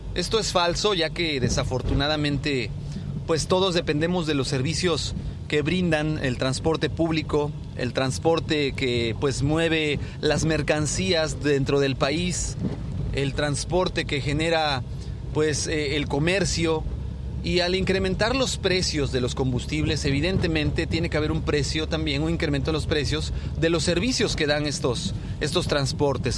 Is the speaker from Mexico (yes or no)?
yes; Mexico; Nosotros como, como mexicanos, como parte de esta sociedad